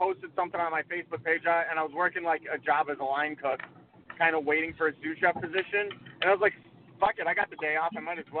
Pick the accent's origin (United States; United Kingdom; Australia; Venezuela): United States; Well, I'm American, but I'm Jewish.